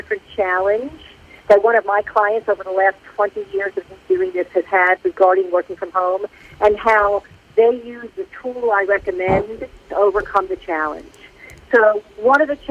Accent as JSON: {"language": "English", "region": "New York", "country": "United States", "accent": "North Jersey", "moved": "yes", "lives_now": "Atlanta, United States", "said": "I'm from New York, but I live in Atlanta."}